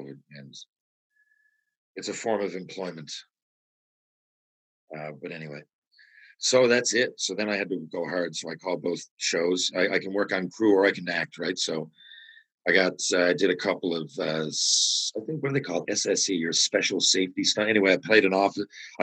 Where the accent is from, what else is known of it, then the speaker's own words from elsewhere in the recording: St. John's, Newfoundland and Labrador, Canada; also born or lived in Mount Pearl; My hometown, right? St. John's, Mount Pearl